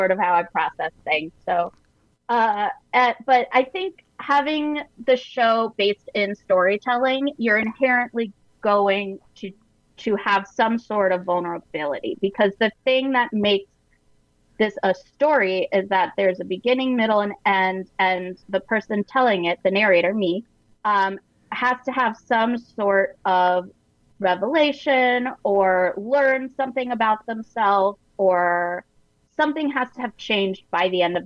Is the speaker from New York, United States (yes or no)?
no; Sarasota, Florida, United States; moved away; that's actually my hometown